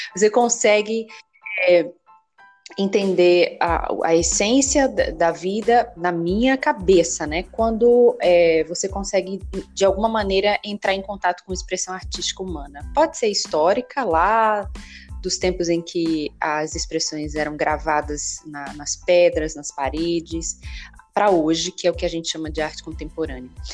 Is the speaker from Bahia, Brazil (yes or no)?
no; Recife, Pernambuco, Brazil; moved away; also born or lived in Belo Horizonte; eu nasci em, em Recife, né, no estado de Pernambuco. E a Universidade Federal de Pernambuco ela é muito grande. Ela era um pouco distante de onde eu morava